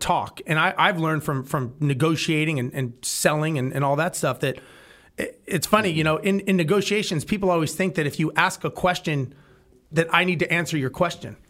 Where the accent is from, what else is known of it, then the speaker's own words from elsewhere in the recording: Los Angeles, California, United States; now in Texas, United States; I grew up in Los Angeles